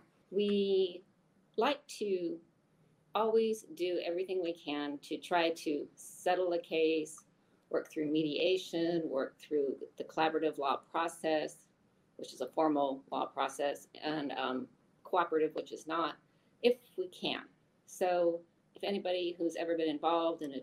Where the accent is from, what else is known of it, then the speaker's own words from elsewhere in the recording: Eastern Washington State, United States; also born or lived in Tacoma, Washington / Seattle, Washington; I was born and raised in Washington State, though I grew up on the east side of the mountains versus the west side of the mountains